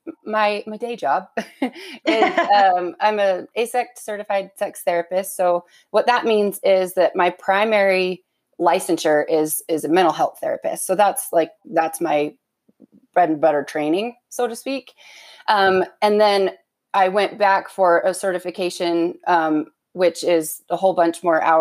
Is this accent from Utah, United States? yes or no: yes; Utah, United States; I was born and raised LDS in Utah.